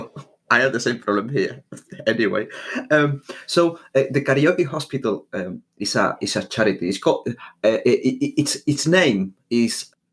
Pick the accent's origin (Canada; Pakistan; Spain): Spain; moved away as an adult; now in United Kingdom; I'm from Spain, and when I first came to the UK, I came for 6 months, and that was 15 years ago.